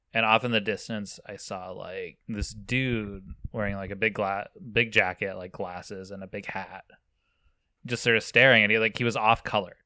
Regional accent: near Virginia City, Nevada, United States; I grew up near Virginia City, Nevada

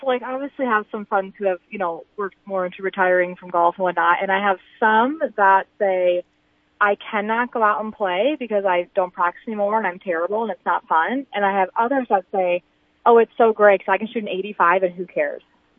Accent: Clark, South Dakota, United States; I think most people are always so surprised when they hear I'm from South Dakota.

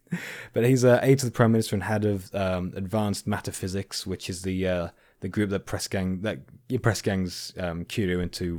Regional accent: Canada; I am from Canada, eh?

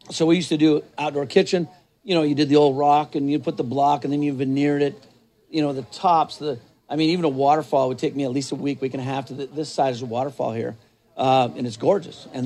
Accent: New Mexico, United States; I'm, not, I'm originally from New Mexico.

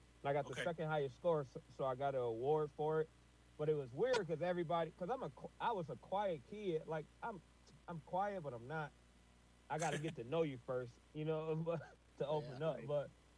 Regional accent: Flint, Michigan, United States; born there; See, I was born in Flint, but I wasn't raised in Flint. But that's how I came back to Flint.

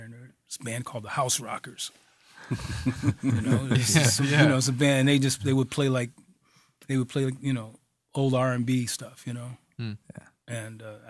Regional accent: Duluth, Minnesota, United States; moved away as an adult; also born or lived in Japan; now in Italy; Yeah, I'm from Duluth, man.

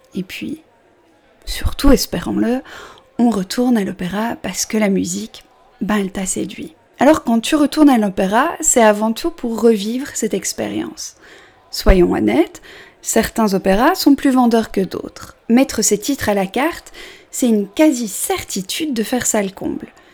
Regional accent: Belgium; je suis belge, j'assume mon 70.

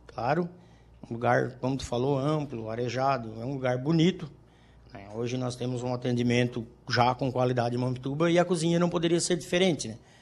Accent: Maracajá, Santa Catarina, Brazil; also born or lived in Criciúma; now in Balneário Rincão, Brazil; eu sou natural de Maracajá, né? A gente vivia lá no sítio

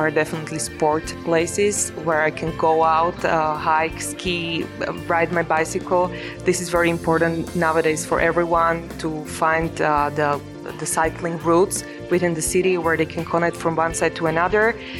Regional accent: Martin, Žilina Region, Slovakia; I'm from Martin

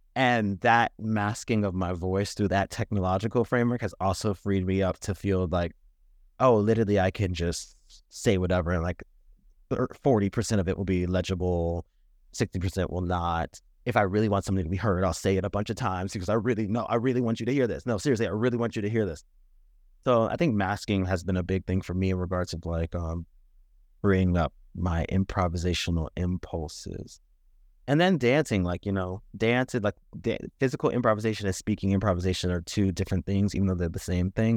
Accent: United States; I have ancestral heritage going back to Ghana, and yet I'm not Ghanaian, I'm American.

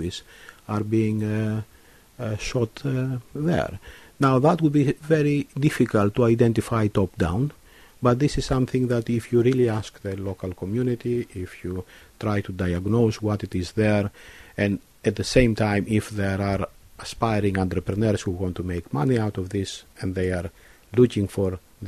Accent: Kavala, Eastern Macedonia and Thrace, Greece; now in Cambridge, United Kingdom; my hometown in northern Greece, Kavala

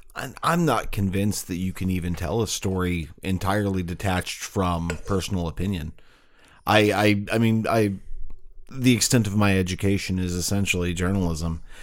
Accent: St. Louis, Missouri, United States; I grew up in Saint Louis in the nineteen eighties and nineteen nineties

